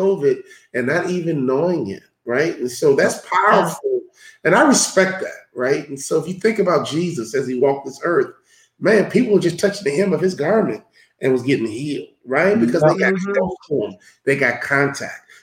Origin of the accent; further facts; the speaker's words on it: Chicago, Illinois, United States; I'm from Chicago